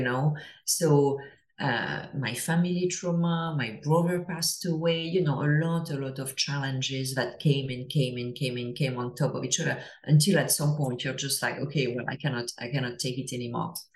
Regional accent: France; English is a second language; now in Toronto, Canada; as I'm sure you can hear to my accent, I'm, I'm from France originally, but I live uh, I live in Toronto

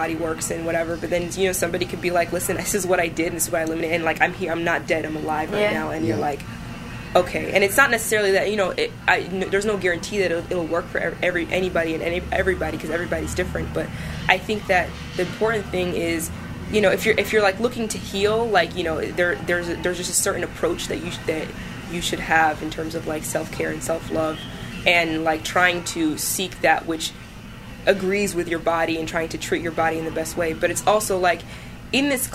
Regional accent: Sudan; now in United States; I'm from originally from Sudan

